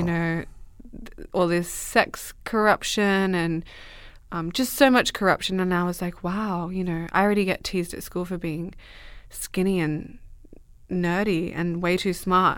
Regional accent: Merredin, Western Australia, Australia; also born or lived in Dubbo, New South Wales; I grew up in Australia, in the middle of Western Australia

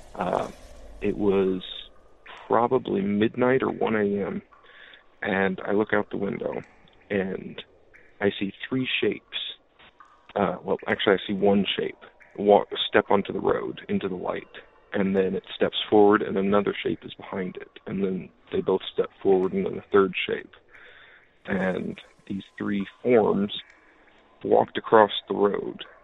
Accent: Iowa, United States; born or raised there

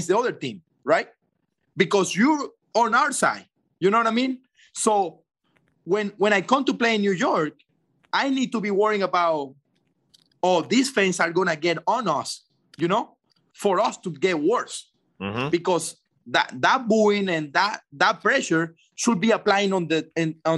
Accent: Venezuela; moved away as an adult; in Venezuela, in my home country

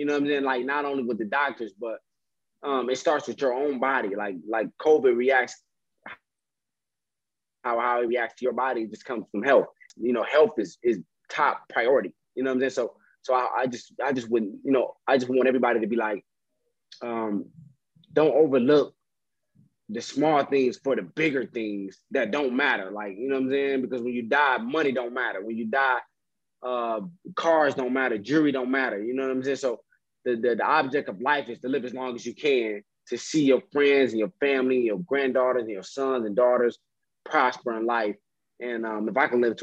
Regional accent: Detroit, Michigan, United States; I'm from Detroit

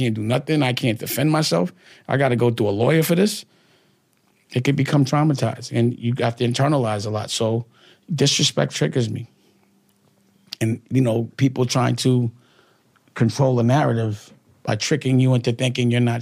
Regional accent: New York City, New York, United States; I'm from Harlem. It's just a Harlem thing

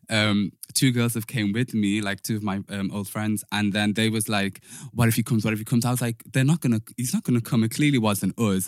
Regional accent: Liverpool, North West England, United Kingdom; moved away; also born or lived in London; growing up in Liverpool, I'm from Toxteth

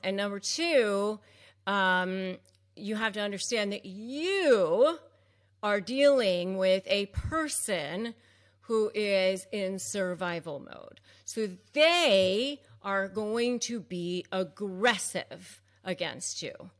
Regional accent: McLean, Virginia, United States; growing up outside of Washington, D C and McLean, Virginia

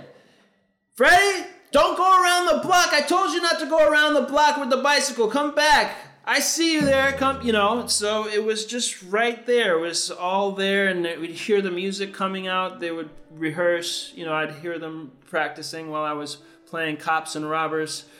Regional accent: New York City, New York, United States; Growing up in New York really was the key influence for where I am now.

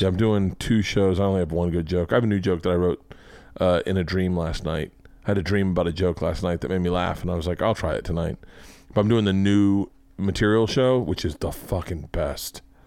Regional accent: Florida, United States; I grew up in Florida

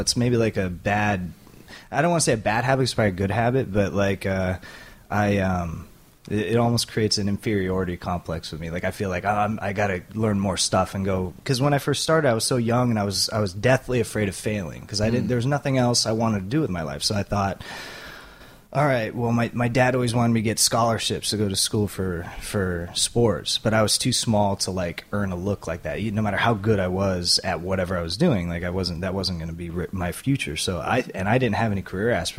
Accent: Southern California, United States; I grew up in Southern California

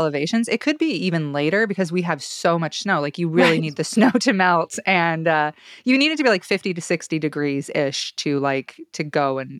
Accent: Salmon, Idaho, United States; moved away; near my hometown, near Salmon.

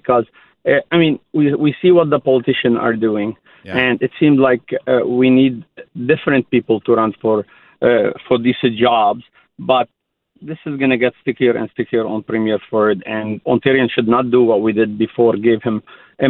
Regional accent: Lebanon; now in Canada; I immigrated from Lebanon

